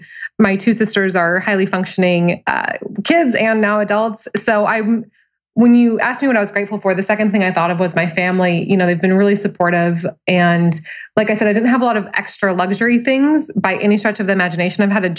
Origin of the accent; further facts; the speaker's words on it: Billings, Montana, United States; now in Seattle, United States; Billings, Montana.